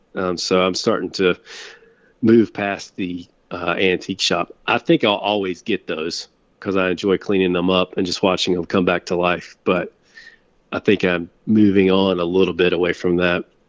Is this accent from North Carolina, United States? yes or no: yes; Winston-Salem, North Carolina, United States; I grew up in, actually, in Winston-Salem. So, right in the heart of tobacco country